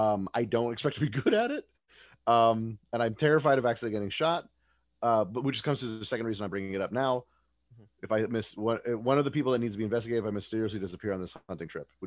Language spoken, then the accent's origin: English; Texas, United States; I'm from Texas. I'm officially Texan